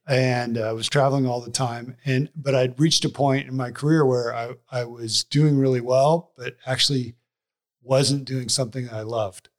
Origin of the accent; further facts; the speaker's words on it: Seattle, Washington, United States; moved away; I grew up in Seattle. We had family there, so we said, let's go to Seattle